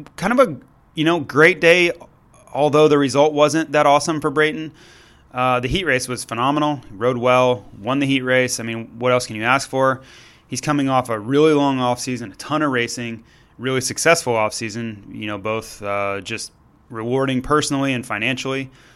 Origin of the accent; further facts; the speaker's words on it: Florida, United States; I'm from Florida